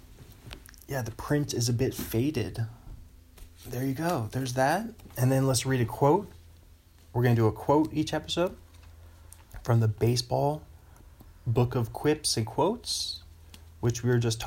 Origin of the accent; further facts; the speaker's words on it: Pacific Northwest, United States; I'm from the Pacific Northwest, the PNW.